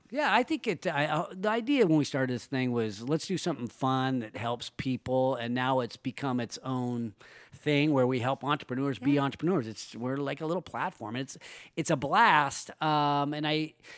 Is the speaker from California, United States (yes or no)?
yes; Roseville, California, United States; my hometown is Roseville